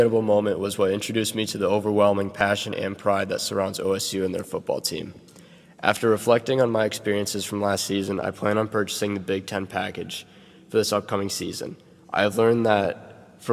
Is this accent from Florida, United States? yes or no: no; Toledo, Ohio, United States; I'm from Toledo, Ohio